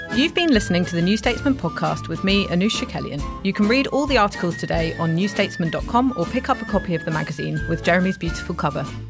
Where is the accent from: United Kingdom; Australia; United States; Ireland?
United Kingdom; London; I grew up in London. I'd say I'm a Londoner